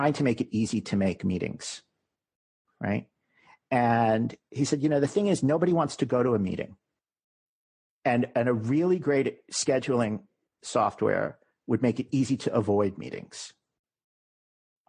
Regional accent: New York City, New York, United States; We're both from New York. We decided we wanted to move back to New York City.

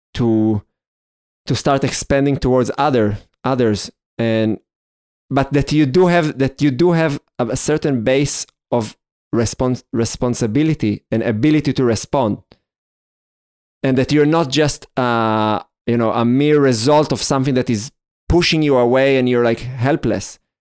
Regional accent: Israel; growing up in Israel

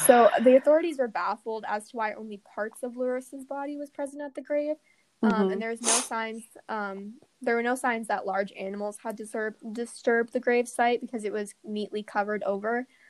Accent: Aberdeen, South Dakota, United States; I was born in Aberdeen.

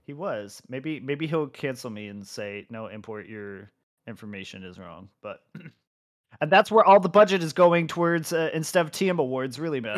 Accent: United States; As an American

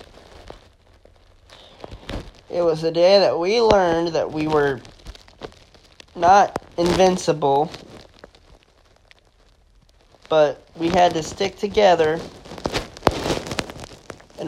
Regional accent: United States; as an American

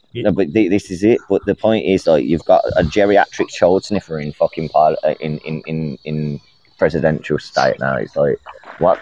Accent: Birmingham, West Midlands, United Kingdom; I'm not from fucking Dudley, you cunt. I'm from Birmingham

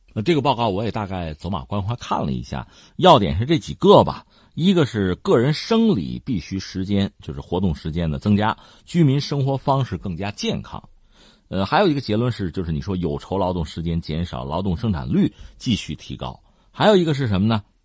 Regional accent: China; 我们中国人

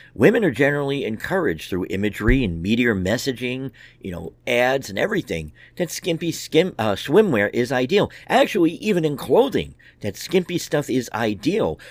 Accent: United States; as American men

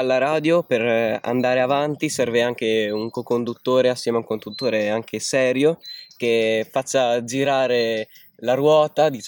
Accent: Bari, Apulia, Italy; ho 14,3 periodici anni e vengo da Bari

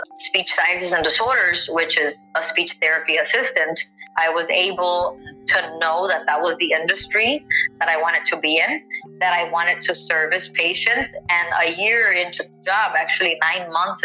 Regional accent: McAllen, Texas, United States; also born or lived in Mission, Texas / Hidalgo, Texas / Edinburg, Texas; I was born in McAllen, Texas, 1986 baby. I was raised between the Mission, Hidalgo, McAllen, Edinburgh area, so I'm very familiar with the roots of the valley

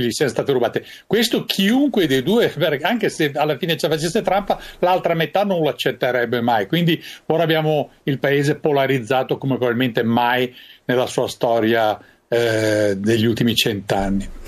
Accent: Italy

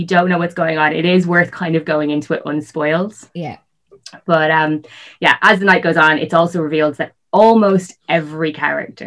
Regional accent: North County Dublin, Leinster, Ireland; I grew up in North County Dublin

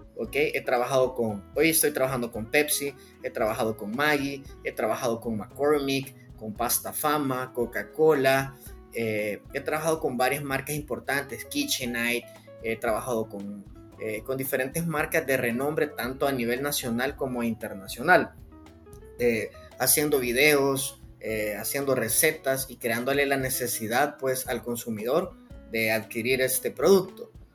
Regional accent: San Salvador, El Salvador; yo nací en San Salvador, que es la capital de El Salvador

